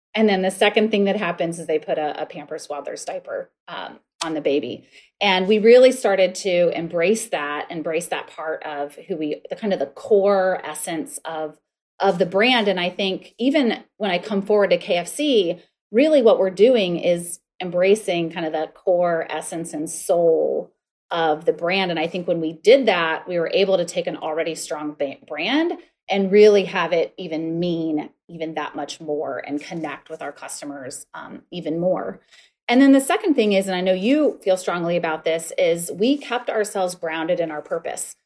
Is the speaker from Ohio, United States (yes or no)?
yes; north central Ohio, United States; moved away; I grew up in a tiny town in north central Ohio of about five thousand about five thousand people